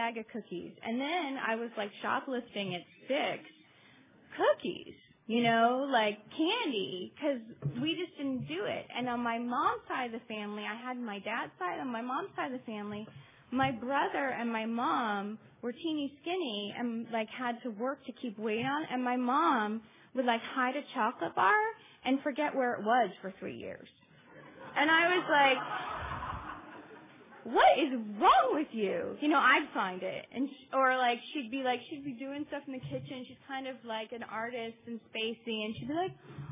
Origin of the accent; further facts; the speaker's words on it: Los Angeles, California, United States; I grew up in Los Angeles